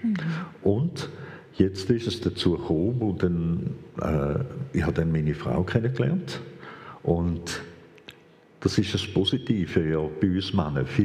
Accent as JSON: {"language": "German", "region": "Vienna", "country": "Austria", "tie": "born there", "said": "ich bin Hochdeutsch aufgewachsen, weil ich bin selber in Wien geboren, meine Eltern selber kommen aus Wien"}